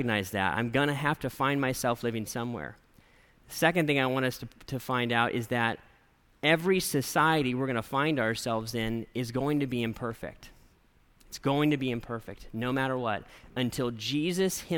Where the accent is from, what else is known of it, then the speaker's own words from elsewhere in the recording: United States; I'm an American